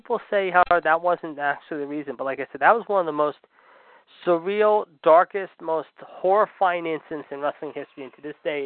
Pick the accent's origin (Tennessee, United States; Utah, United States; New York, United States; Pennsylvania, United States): Pennsylvania, United States; Pittsburgh; grew up in my hometown of Pittsburgh